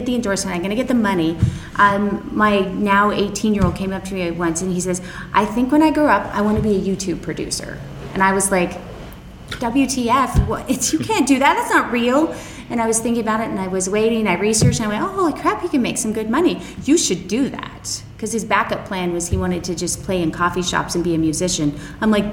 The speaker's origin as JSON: {"language": "English", "region": "Utah", "country": "United States", "tie": "born or raised there", "said": "I grew up in Utah, so I had kids really early"}